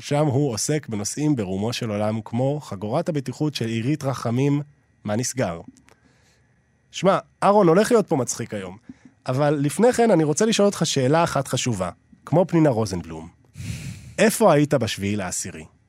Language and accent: Hebrew; Israel; אני גם ישראלי